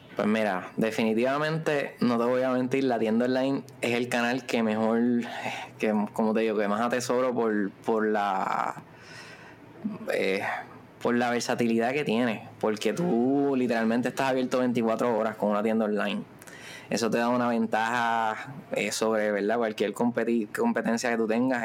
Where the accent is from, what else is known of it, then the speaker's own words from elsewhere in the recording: Ponce, Puerto Rico; Somos de allá de Ponce, pero ahora mismo estamos acá en Viejo San Juan